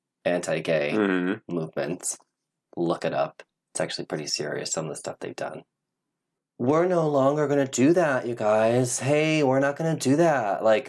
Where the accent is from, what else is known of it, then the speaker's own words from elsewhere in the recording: Midwest, United States; I'm also like from the Midwest